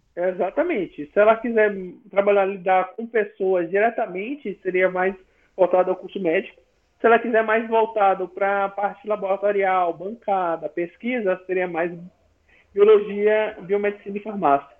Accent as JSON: {"language": "Portuguese", "town": "São Luís", "region": "Maranhão", "country": "Brazil", "said": "eu sou de São Luís, Maranhão"}